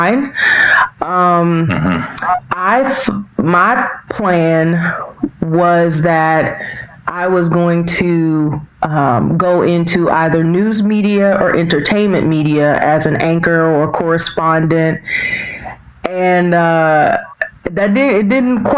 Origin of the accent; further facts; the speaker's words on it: Washington, District of Columbia, United States; also born or lived in North Carolina; I was born and raised in Washington, D.C. proper. So I was raised in the city in the Northwest Quadrant, Ward 4.